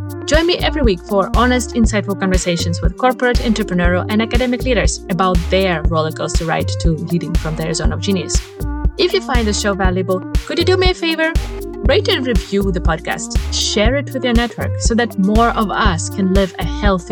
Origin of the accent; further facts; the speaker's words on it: Ukraine; moved away; Ukraine, which is my home country